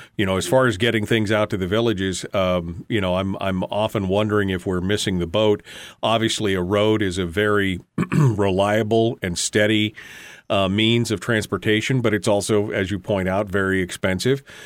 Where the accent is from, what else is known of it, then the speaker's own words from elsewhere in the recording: Alaska, United States; I'm only third generation, but my, my family's been here since nineteen sixteen